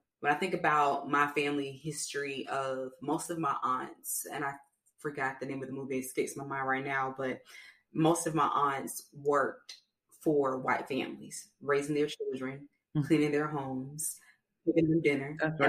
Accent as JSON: {"language": "English", "region": "Alabama", "country": "United States", "tie": "born or raised there", "also_born_or_lived": "Florida", "moved": "yes", "said": "being a young black girl growing up in Alabama and then taking that time for my mother to transition us to Florida"}